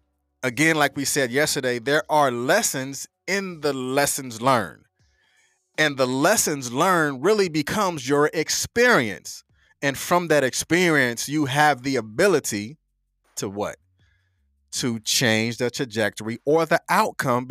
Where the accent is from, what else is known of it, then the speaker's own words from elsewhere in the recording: North Carolina, United States; I'm from North Carolina. You know, we say things just a little bit different.